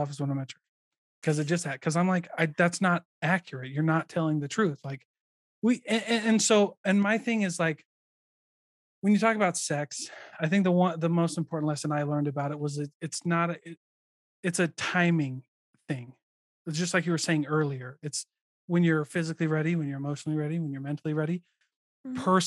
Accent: Iowa, United States; moved away; I'm from Iowa, so I served in St. George

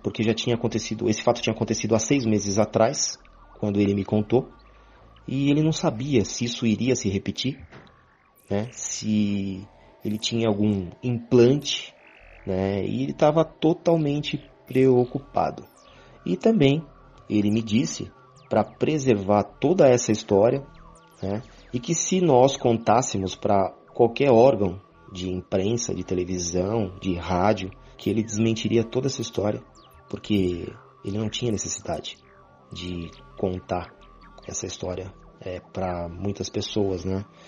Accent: São Paulo, Brazil; sou de São Paulo, capital

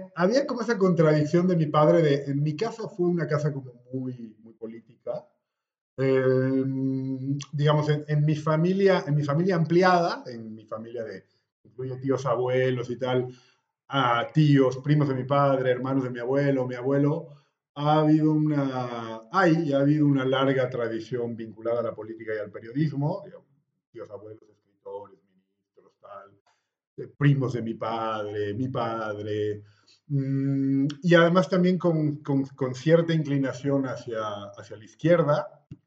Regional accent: La Paz, Bolivia; moved away as an adult; also born or lived in Caracas, Venezuela; now in Madrid, Spain; Bueno, pues soy boliviano, tengo 41 años, que cumplí en octubre del año pasado. Estoy viviendo en Madrid. Eh, digo, Madrid es como mi segunda ciudad después de La Paz.

